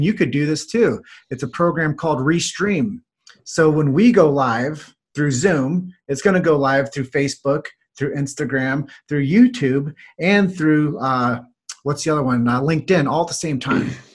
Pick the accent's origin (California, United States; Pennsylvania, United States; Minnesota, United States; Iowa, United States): Iowa, United States; Davenport; So my hometown is Davenport, Iowa.